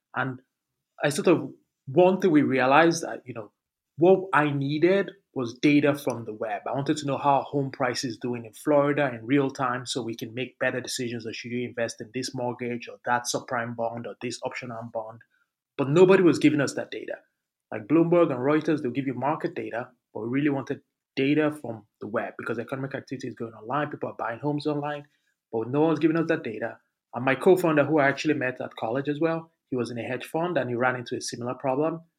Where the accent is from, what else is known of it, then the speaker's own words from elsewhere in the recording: Lagos, Nigeria; moved away; also born or lived in Abuja; I grew up in Lagos in one of in the slums in Lagos